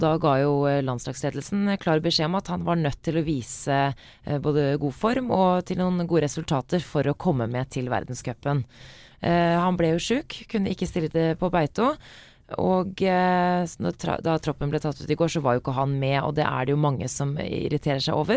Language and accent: Norwegian; Oslo, Norway; jeg er fra Oslo